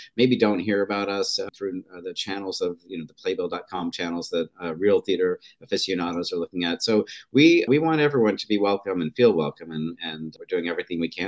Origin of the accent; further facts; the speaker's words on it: Oregon, United States; I grew up in Oregon